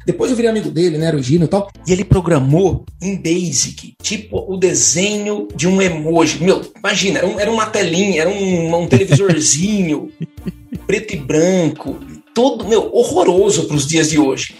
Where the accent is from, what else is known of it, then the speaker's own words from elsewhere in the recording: São Paulo, Brazil; sou de São Paulo, moro em São Paulo atualmente